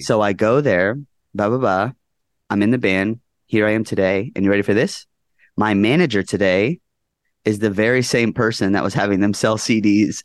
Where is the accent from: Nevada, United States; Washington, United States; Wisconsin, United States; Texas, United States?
Nevada, United States; Henderson; also born or lived in Orange County, California; grew up mostly in Las Vegas, Nevada, in a, a town called Henderson.